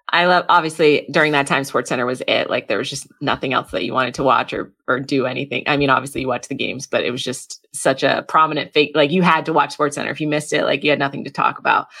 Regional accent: New England, United States; I grew up in New England

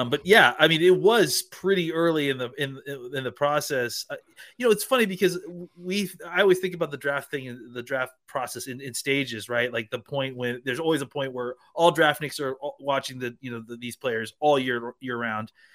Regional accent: Dallas, Texas, United States; my hometown and our home, hometown of Dallas, Texas.

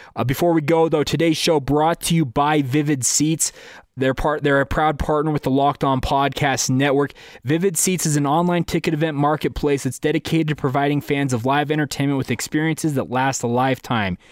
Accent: Orem, Utah, United States; also born or lived in Saratoga Springs, Utah; I grew up in Orem, Utah

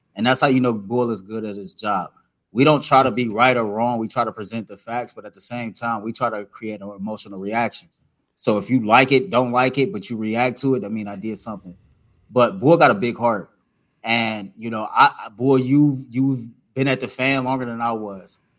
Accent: Cleveland, Ohio, United States; I'm from the inner city of Cleveland, Ohio, and I get to cover sports in the same city that I grew up cheering for these teams

